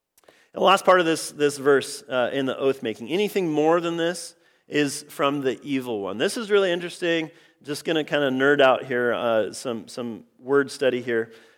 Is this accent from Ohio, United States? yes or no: no; Oregon, United States; I grew up in Central Oregon, the Central Cascades, all sorts of just really, really amazing hikes in that area.